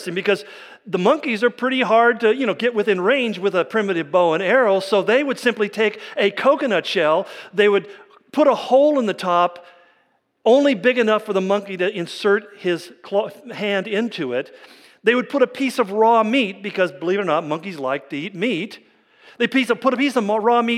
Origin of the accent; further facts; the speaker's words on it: California, United States; where I grew up in California